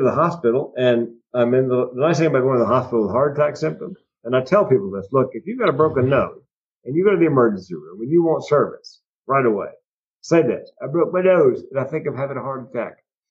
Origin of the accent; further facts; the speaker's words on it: Raleigh, North Carolina, United States; moved away as an adult; I grew up in North Carolina in the 60s and 70s